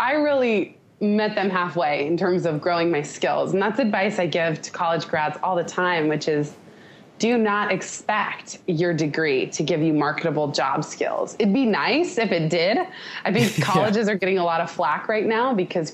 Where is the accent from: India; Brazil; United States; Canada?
United States; Palo Alto, California; in my hometown. My mom happened to live in Palo Alto